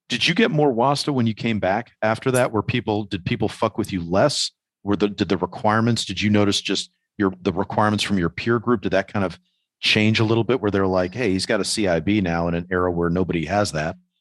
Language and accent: English; New York, United States; as a New Yorker